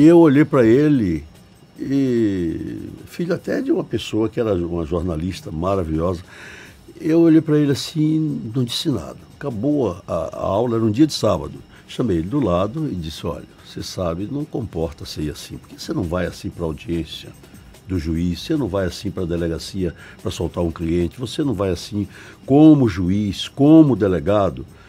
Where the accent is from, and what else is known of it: Bahia, Brazil